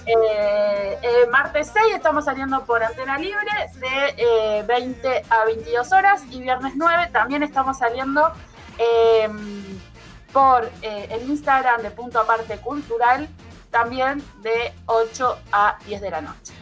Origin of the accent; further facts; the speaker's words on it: Argentina; como los argentinos